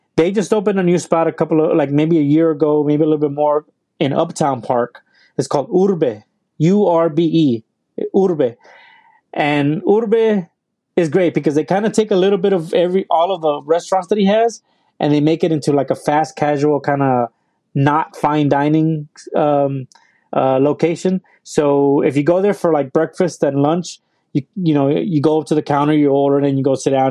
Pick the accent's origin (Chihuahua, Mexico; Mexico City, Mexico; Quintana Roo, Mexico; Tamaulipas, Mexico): Tamaulipas, Mexico; Matamoros; now in Houston, United States; I'm Mexican. So, I mean, I'm from North Mexico. So right across the border from Brownsville, Texas. I'm from Matamoros, Tamaulipas.